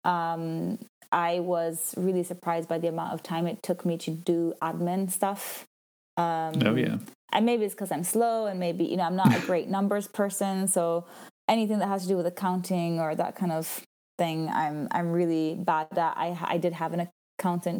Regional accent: Italian-speaking Switzerland, Switzerland; moved away; I'm from Switzerland, but I'm from the Italian speaking part, and I speak French

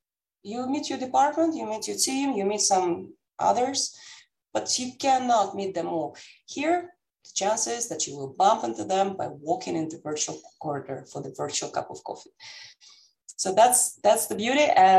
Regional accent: Amsterdam, North Holland, Netherlands; now in United States; Besides the fact that I'm living now in the United States and I'm coming from Amsterdam, from the Netherlands, by roots, I'm Russian.

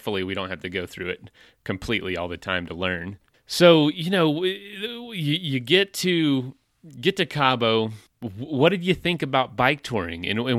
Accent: Florida, United States; I'm from Florida, so I'll have to check that out.

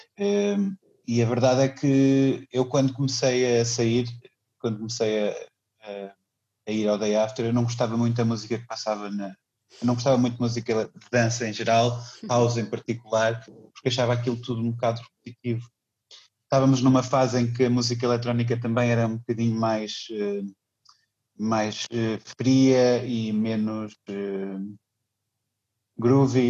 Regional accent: Viseu, Portugal; moved away as an adult; also born or lived in Aveiro / Munich; nasci, em Viseu e vivi lá até os meus 17 anos

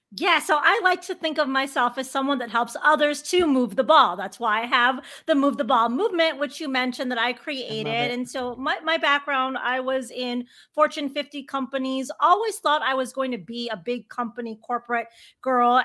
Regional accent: Chicago, Illinois, United States; I grew up a sports girl growing up in Chicago

